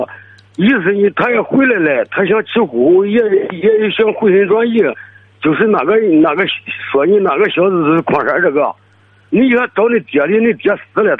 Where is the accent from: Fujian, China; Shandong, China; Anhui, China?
Shandong, China; Tai'an; 我是山东泰安的。